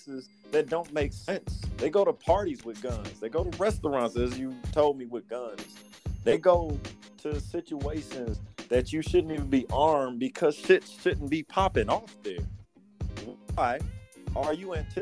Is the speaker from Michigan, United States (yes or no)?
yes; Detroit, Michigan, United States; growing up in Detroit